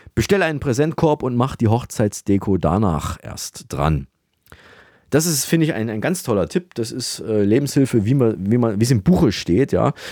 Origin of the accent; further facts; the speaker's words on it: Austria; bei uns in Österreich